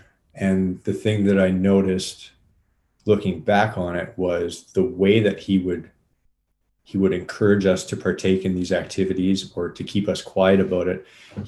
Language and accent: English; Winnipeg, Manitoba, Canada; also born or lived in Moose Jaw, Saskatchewan; Partially. I was mostly raised here. I think I've spent most of my life in Winnipeg, uh-huh. but I was born in Moose Jaw, Saskatchewan. So that's one province over to the west.